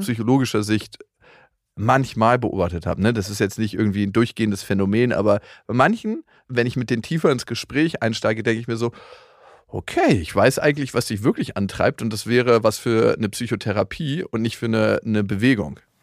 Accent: Germany; bei uns in Deutschland

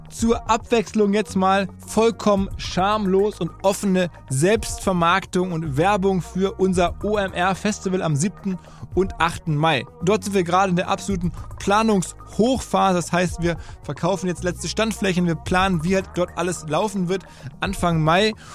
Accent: Essen, North Rhine-Westphalia, Germany; in Essen, meine Heimatstadt

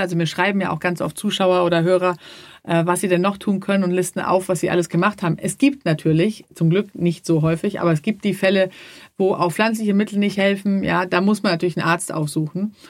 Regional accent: Sweden; moved away; ich komme ja auch aus Schweden

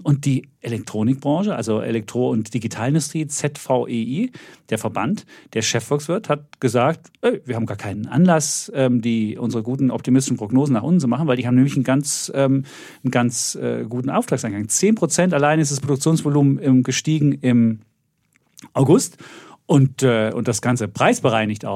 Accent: East Germany, Germany; als Ossi

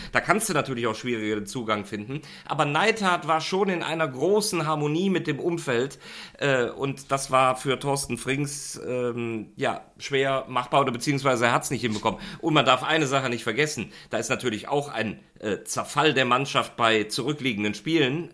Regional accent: Rhineland, Germany; für mich als, als Rheinländer

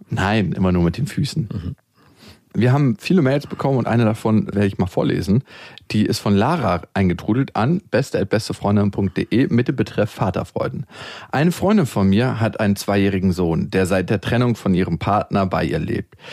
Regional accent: Berlin, Germany; wenn ich in dem Bezirk zur Schule gegangen wäre, wo ich geboren bin

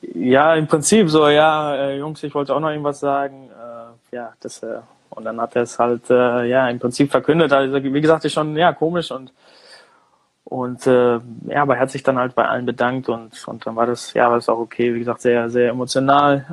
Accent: Germany; moved away as an adult; now in United States; ich bin in Deutschland geboren

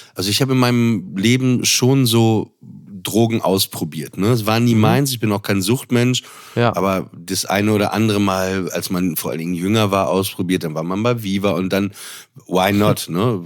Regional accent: Papenburg, Lower Saxony, Germany; ich komme aus Papenburg im Emsland

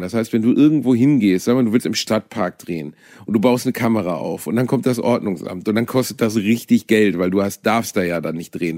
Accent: Germany; als Deutscher

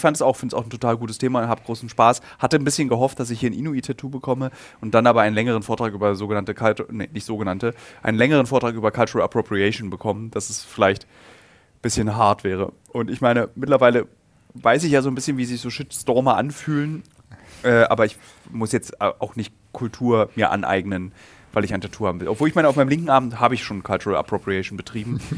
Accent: Germany; als Deutscher

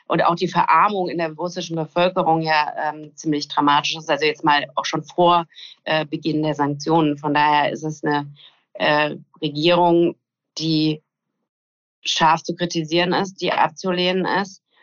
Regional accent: West Germany, Germany; Ich bin ja in Westdeutschland zur Schule gegangen

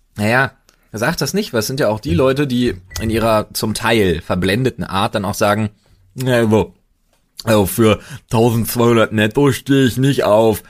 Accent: Germany; als Deutscher

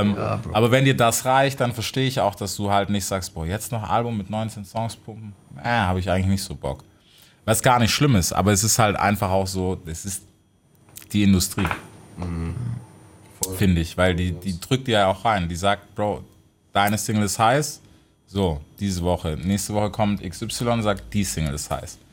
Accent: United States; für mich als Amerikaner

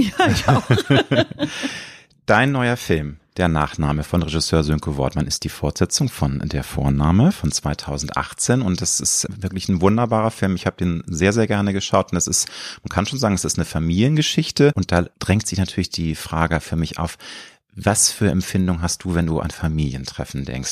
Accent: Hamburg, Germany; in Hamburg warst du tätig, meiner Heimatstadt

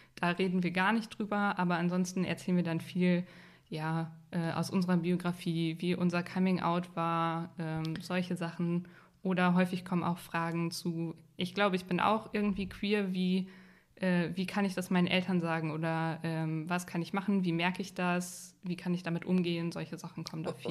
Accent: Unna, North Rhine-Westphalia, Germany; ich komme nicht direkt aus Dortmund, sondern aus so einer kleinen Stadt in der Nähe.

